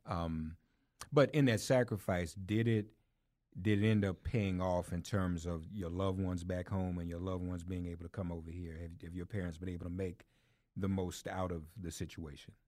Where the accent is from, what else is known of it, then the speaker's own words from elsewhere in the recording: Nashville, Tennessee, United States; moved away as an adult; also born or lived in Washington, D.C.; now in New York, United States; I grew up in Nashville